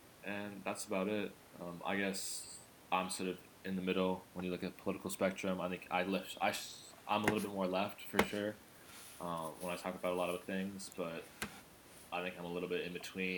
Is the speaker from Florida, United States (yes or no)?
yes; Miami, Florida, United States; also born or lived in Nashville / New York; now in Philadelphia, United States; I grew up in several different cities. I was born in Nashville, but I grew up in Miami, New York, and I now reside in Philadelphia.